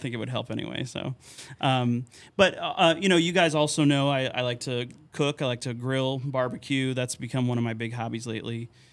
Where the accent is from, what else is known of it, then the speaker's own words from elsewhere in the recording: Terryville, Connecticut, United States; moved away as an adult; also born or lived in Wisconsin / St. Louis, Missouri / McAllen, Texas; now in Hoyleton, United States; growing up in Connecticut, um, in my hometown of Terryville